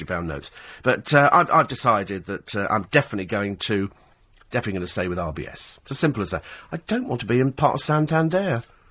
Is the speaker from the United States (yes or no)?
no; United Kingdom; I'm British